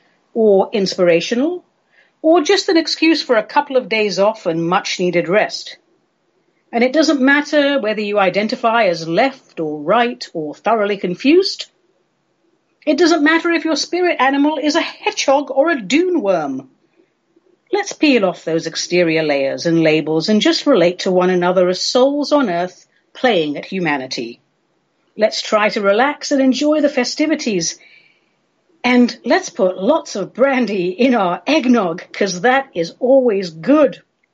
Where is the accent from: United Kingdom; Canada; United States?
United Kingdom; England; I grew up in England, so my main frame for the holiday season really is Christmas and solstice.